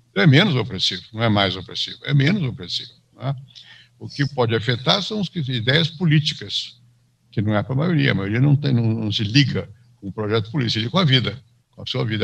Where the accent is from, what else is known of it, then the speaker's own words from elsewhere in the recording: São Paulo, Brazil; also born or lived in Rio de Janeiro, Brazil / France / United States; eu nasci no Rio, vim para São Paulo para bastante criança